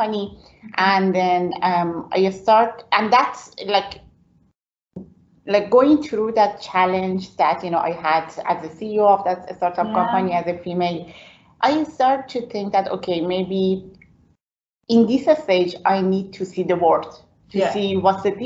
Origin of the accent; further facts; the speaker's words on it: Iran; English is a second language; moved away as an adult; now in Belfast, United Kingdom; So I was born in Iran